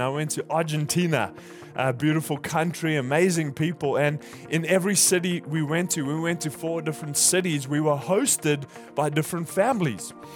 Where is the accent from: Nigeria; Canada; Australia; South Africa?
South Africa; moved away; I'm I'm from South Africa